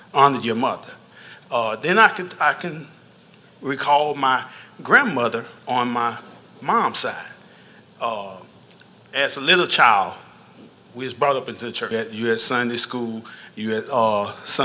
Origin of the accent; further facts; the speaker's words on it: Louisiana, United States; I'm from Louisiana, and I was raised Southern Baptist